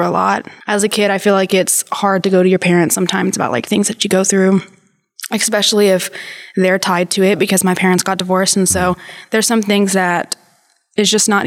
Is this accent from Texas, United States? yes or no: yes; San Angelo, Texas, United States; moved away as an adult; also born or lived in Dallas, Texas; So I'm from San Angelo.